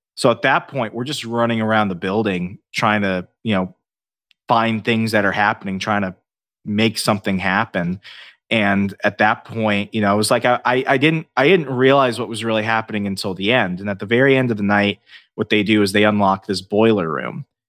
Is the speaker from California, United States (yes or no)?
no; Northern Virginia, United States; moved away as an adult; also born or lived in Alabama; I grew up in Northern Virginia for, uh, over ten, uh, m, more than ten years, two thousand eight to two thousand twenty-one until I moved